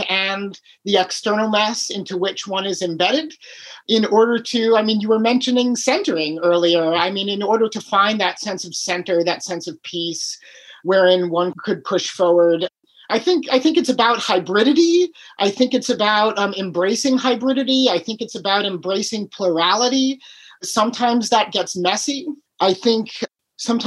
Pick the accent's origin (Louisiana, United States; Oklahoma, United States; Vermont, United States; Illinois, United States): Illinois, United States; Chicago; also born or lived in Key West / Alaska; now in Michigan, United States; I grew up in Chicago, but I lived in Key West